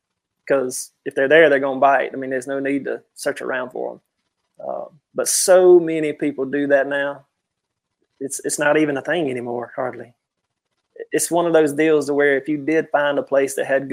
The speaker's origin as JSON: {"language": "English", "country": "United States", "tie": "born or raised there"}